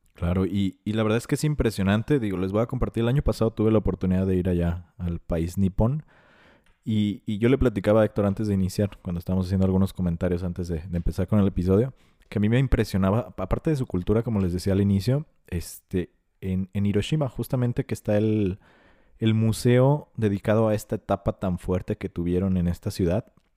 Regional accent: Mexico; Nosotros como mexicanos

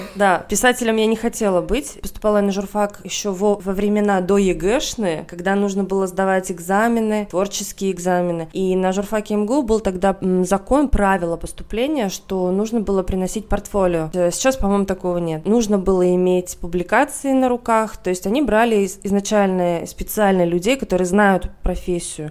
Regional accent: Veliky Novgorod, Novgorod Oblast, Russia; moved away as an adult; also born or lived in Moscow; в моей гимназии, где я училась в городе Великий Новгород

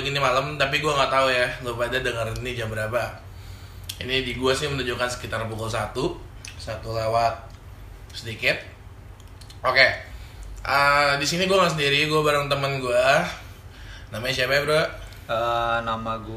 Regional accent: Cikarang, West Java, Indonesia; also born or lived in Balikpapan; gue lahir di Balikpapan, tapi gue tumbuh besar di Bekasi, Cikarang, di lingkungan pabrik

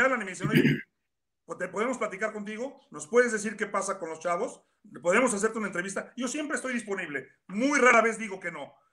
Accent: Mexico; moved away; como mexicano

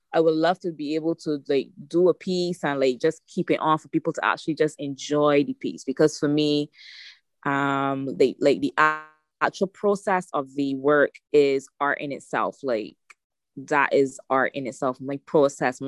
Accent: Barbados; I'm from Barbados, so we don't really have a lot of that on the island.

